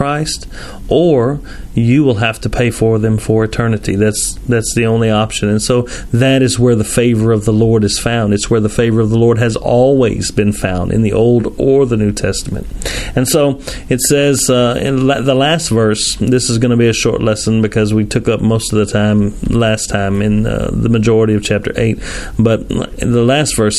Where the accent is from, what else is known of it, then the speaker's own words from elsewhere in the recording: Tennessee, United States; I'm from Tennessee